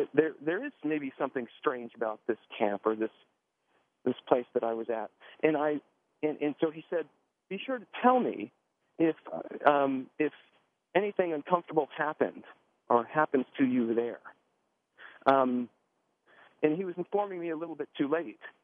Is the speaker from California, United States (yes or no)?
no; Miami, Florida, United States; born or raised there